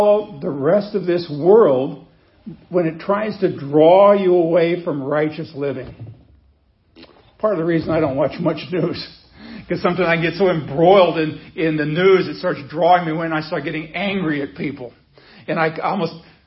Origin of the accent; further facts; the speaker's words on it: Nebraska, United States; I grew up in Nebraska where they have wheat